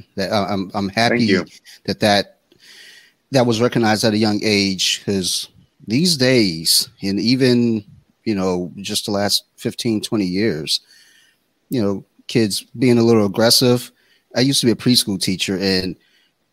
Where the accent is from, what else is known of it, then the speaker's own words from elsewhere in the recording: Detroit, Michigan, United States; moved away; I'm from Detroit